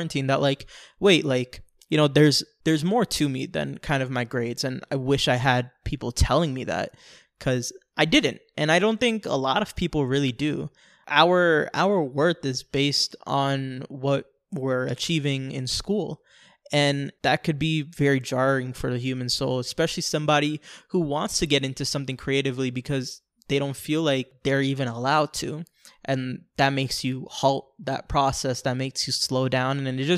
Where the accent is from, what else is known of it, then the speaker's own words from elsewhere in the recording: New York, United States; born there; when I was born in New York, there was a family that lived in the floor above us